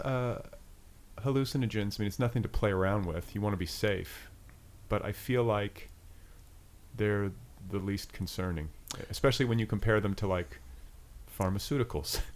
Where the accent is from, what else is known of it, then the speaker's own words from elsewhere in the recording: Indiana, United States; moved away; also born or lived in Colorado; I'm from Indiana.